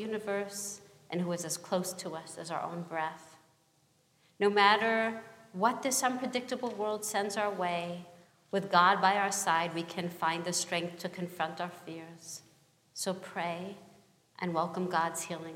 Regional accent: New York City, New York, United States; now in Los Angeles, United States; I come from Brooklyn and I live

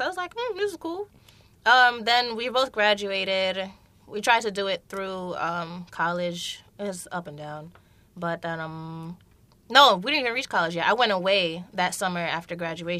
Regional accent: New York City, New York, United States; I'm from Brooklyn.

